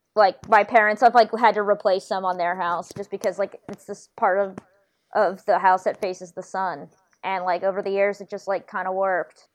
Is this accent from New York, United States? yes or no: no; North Carolina, United States; I'm from North Carolina